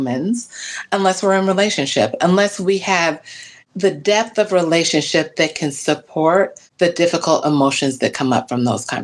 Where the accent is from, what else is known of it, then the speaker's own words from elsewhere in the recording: Cincinnati, Ohio, United States; moved away as an adult; also born or lived in Mississippi; now in Milwaukee, United States; I'm not from Milwaukee. I grew up in Ohio and Mississippi, and I came to Milwaukee in 1998